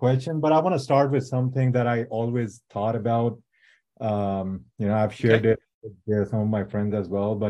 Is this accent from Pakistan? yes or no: yes; Pakistan; now in San Diego, United States